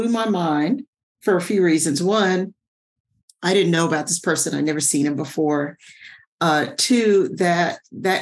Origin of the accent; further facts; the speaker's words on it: Sugar Land, Texas, United States; I was born in Sugar Land, Texas. I'm originally a Texan